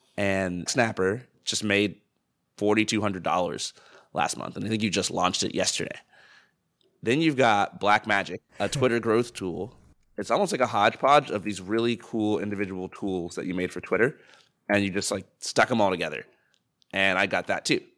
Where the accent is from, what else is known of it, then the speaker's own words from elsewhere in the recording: United States; as an American